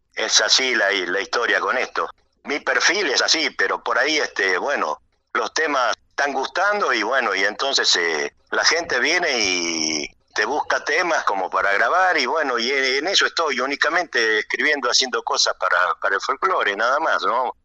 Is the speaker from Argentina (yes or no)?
yes; Metán, Salta, Argentina; moved away as an adult; now in Buenos Aires, Argentina; yo nací en Norcones, pero me crié de los dos años, estoy, eh, estuve en Metán hasta, hasta la avenida acá eh, a Buenos Aires